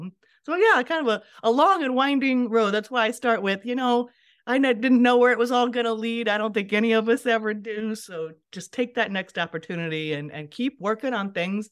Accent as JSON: {"language": "English", "region": "Iowa", "country": "United States", "tie": "born or raised there", "said": "So I started this journey as a farm girl growing up in Western Iowa."}